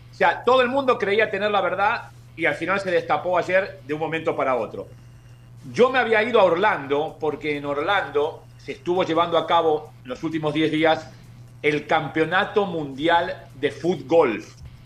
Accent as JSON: {"language": "Spanish", "region": "Buenos Aires", "country": "Argentina", "moved": "yes", "lives_now": "Miami, United States", "said": "yo soy, yo soy de, como la mayoría de los millones de argentinos que somos de la capital"}